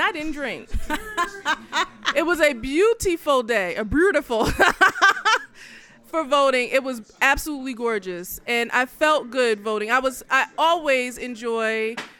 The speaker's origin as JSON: {"language": "English", "region": "New Jersey", "country": "United States", "tie": "born or raised there", "said": "I am a New Jersey girl, born and raised in New Jersey."}